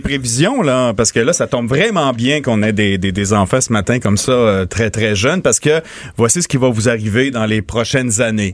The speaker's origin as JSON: {"language": "French", "town": "Montmagny", "region": "Quebec", "country": "Canada", "tie": "born or raised there"}